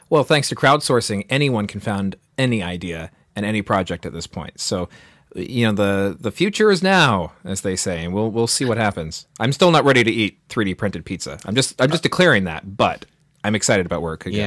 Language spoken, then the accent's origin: English; United States; our pride as being Americans